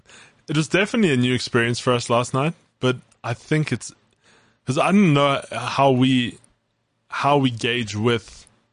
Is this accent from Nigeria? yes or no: no; South Africa; We're South African.